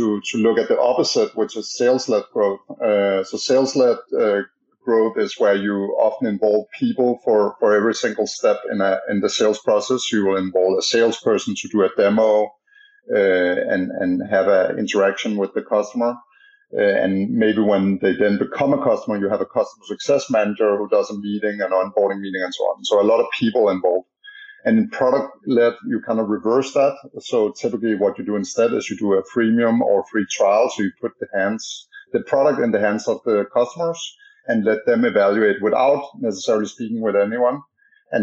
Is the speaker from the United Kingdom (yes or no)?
no; Denmark; now in San Francisco, United States; as you can maybe hear by my strange accent, I'm from Denmark originally, but I'm based in San Francisco.